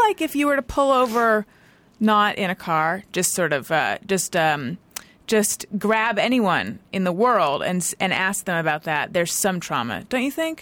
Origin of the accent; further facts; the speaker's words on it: Orange County, California, United States; growing up in Orange County